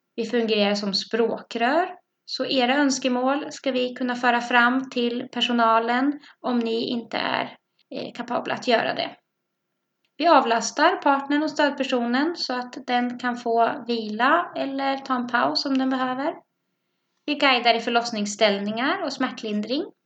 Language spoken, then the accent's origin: Swedish; Norrköping, Östergötland, Sweden; accent: Östgötsk; also born or lived in Bromma; now in Stockholm, Sweden; Jag kommer från Norrköping, så om det är en pipig östgötsk röst ni hör, då är det jag som pratar